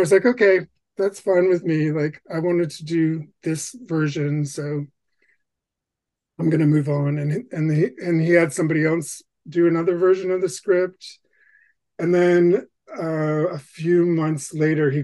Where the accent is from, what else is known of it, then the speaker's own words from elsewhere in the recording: Bangor, Maine, United States; growing up in Bangor, Maine